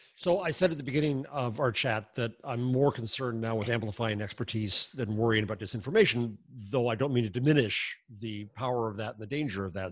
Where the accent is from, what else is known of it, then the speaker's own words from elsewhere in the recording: United States; Since we're American